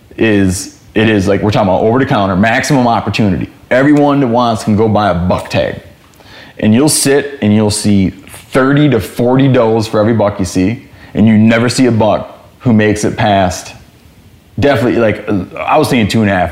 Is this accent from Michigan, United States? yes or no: yes; Michigan, United States; moved away; where I grew up in Michigan